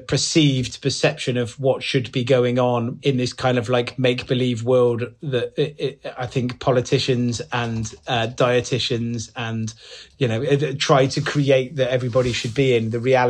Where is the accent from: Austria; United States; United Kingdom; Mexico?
United Kingdom; Gloucester, South West England; I grew up, it was a single parent family, so I grew up in Gloucester, myself and my brother and my mum, who had two jobs